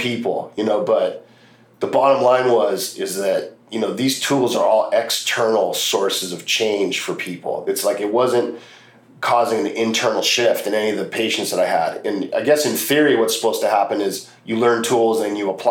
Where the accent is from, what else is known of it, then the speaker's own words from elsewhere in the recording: Los Angeles, California, United States; Growing up in Los Angeles